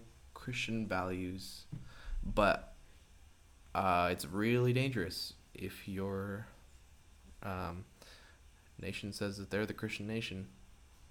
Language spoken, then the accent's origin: English; Canada; now in Michigan, United States; I'm Canadian